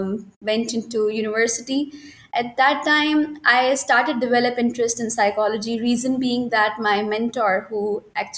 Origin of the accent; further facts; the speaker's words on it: Lahore, Punjab, Pakistan; moved away as an adult; now in Karachi, Pakistan; I was born in Karachi and I was only 6 months old when my father got transferred to Lahore and we shifted there. And then I spent whole of my life in Lahore.